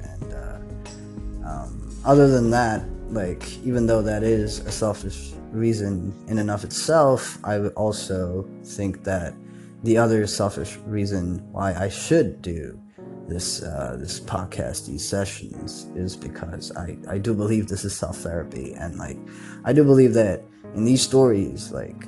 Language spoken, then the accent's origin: English; Kathmandu, Bagmati, Nepal; growing up in Nepal and in Kathmandu